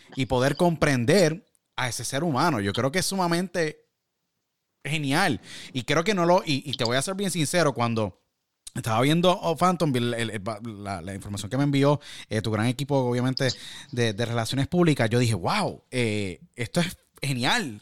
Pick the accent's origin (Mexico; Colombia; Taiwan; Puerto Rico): Puerto Rico; moved away; also born or lived in Orlando / California / Michigan; los retos como latinos y puertorriqueños y, y hermanos